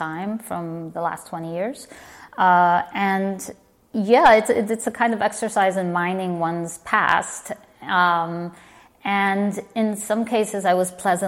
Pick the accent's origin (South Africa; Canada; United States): United States; Miami, Florida; moved away as an adult; also born or lived in Virginia; now in New York, United States; my hometown